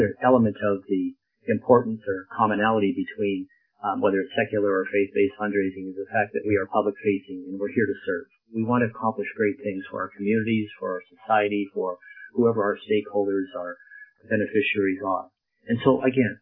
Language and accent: English; Lethbridge, Alberta, Canada; moved away as an adult; also born or lived in Edmonton, Canada; now in White Rock, Canada; I am a prairie boy, born and raised in Lethbridge and educated there.